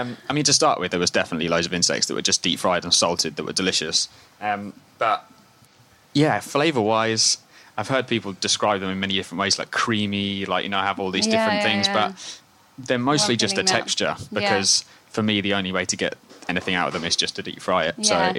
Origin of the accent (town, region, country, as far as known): Scotland, United Kingdom